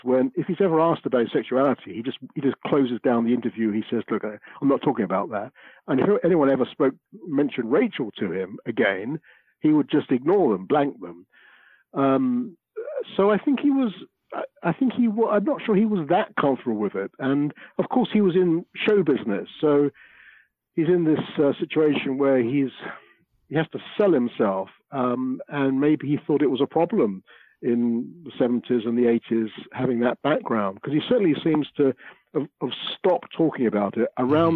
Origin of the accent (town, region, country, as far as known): London, United Kingdom; born or raised there